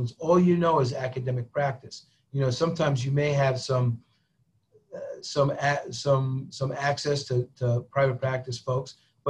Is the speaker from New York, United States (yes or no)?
yes; Albany, New York, United States; moved away as an adult; also born or lived in Vermont / Bronx, New York / Tucson, Arizona; I grew up in Albany, where the state government is, right? That's the capital of New York